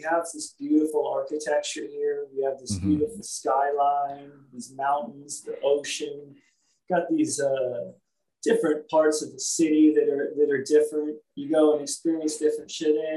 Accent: Los Angeles, California, United States; growing up in Hollywood

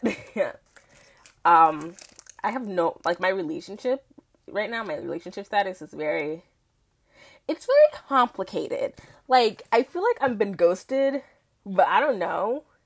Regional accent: New York City, New York, United States; I'm from Queens, New York, born and raised

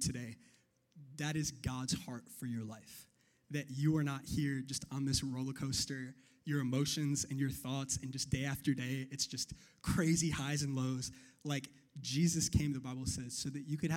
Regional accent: New York, United States; I'm from New York

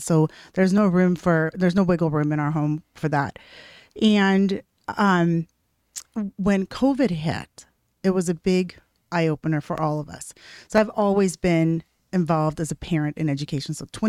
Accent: Washington, United States; also born or lived in Nevada; So I spent a lot of time in Washington and in Nevada, and then we moved here about 10 years ago.

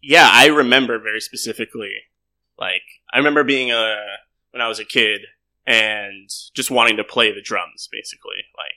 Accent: San Diego, California, United States; moved away as an adult; now in Vietnam; and I grew up there in San Diego

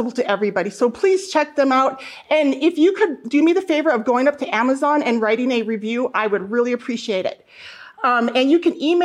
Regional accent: North Central Montana, United States; I grew up in North Central Montana

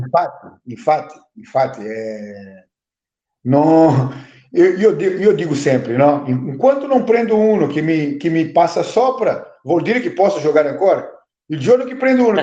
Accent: Brazil; Italian is a second language; moved away as an adult; now in Italy; Io ho vissuto in Brasile venticinque anni

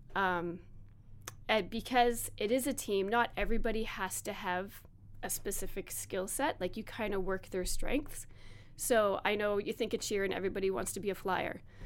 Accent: Strathroy, Ontario, Canada; now in Hanover, Canada; I grew up in Strathroy

